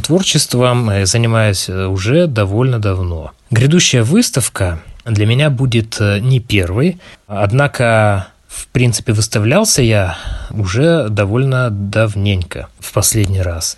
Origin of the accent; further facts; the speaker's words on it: Khabarovsk, Khabarovsk Krai, Russia; я хабаровчанин